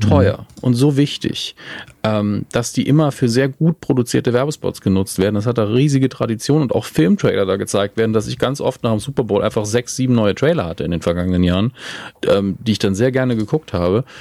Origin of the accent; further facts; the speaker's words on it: Germany; als Deutsche